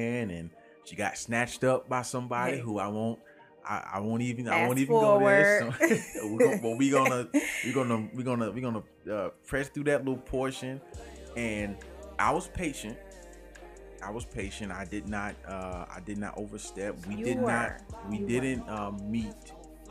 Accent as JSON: {"language": "English", "town": "Orlando", "region": "Florida", "country": "United States", "said": "I'm from Orlando"}